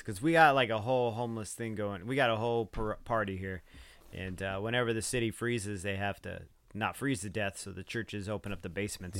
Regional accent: United States; born or raised there

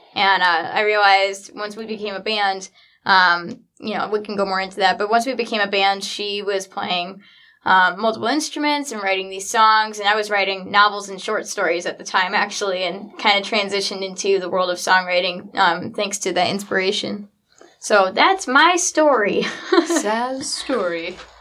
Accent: Traverse City, Michigan, United States; born or raised there; also born or lived in Nashville, Tennessee

